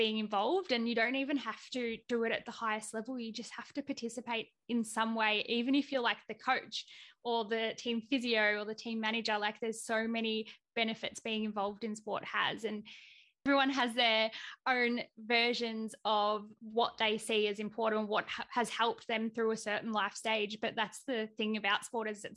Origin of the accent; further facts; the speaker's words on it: Victoria, Australia; I'm from Victoria.